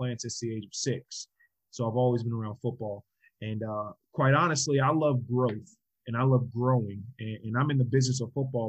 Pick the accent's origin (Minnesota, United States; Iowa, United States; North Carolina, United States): North Carolina, United States; also born or lived in New York / Georgia; I was born in New York, moved down to Georgia, lived in Georgia for 6.5 years. And then we moved to North Carolina. So whenever people ask me where I'm from, I say I'm from North Carolina because that's where I grew up.